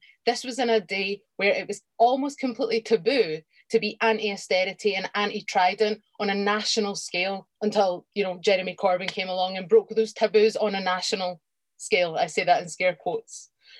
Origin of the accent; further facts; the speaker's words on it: Scotland, United Kingdom; I've never really felt Scottish. I come from a Irish Catholic background in Scotland